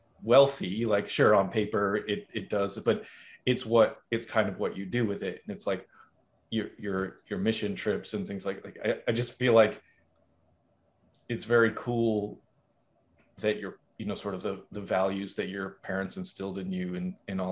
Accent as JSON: {"language": "English", "region": "Massachusetts", "country": "United States", "said": "I'm from Massachusetts"}